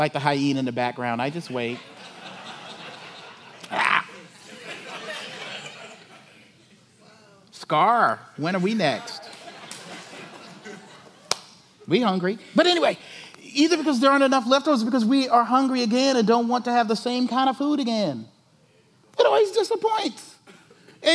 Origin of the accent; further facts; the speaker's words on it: South Carolina, United States; moved away; I'm from South Carolina